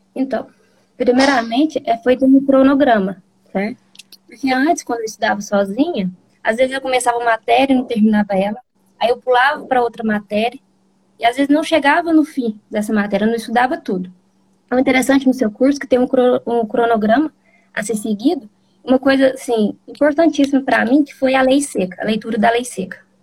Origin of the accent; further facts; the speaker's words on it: Bom Sucesso, Minas Gerais, Brazil; sou de Minas Gerais, sou de bom sucesso.